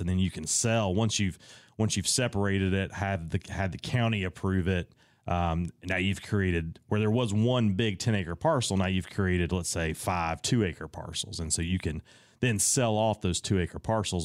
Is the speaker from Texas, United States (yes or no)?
no; Raleigh, North Carolina, United States; I'm from Raleigh, North Carolina